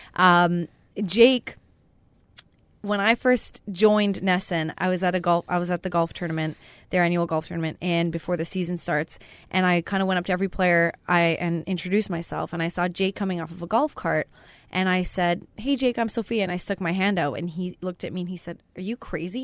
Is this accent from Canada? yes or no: yes; Canada; moved away; I'm Canadian, and I'd never been to Winnipeg